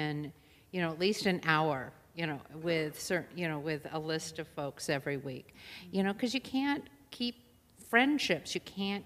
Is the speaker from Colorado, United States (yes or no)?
no; San Diego, California, United States; I grew up in San Diego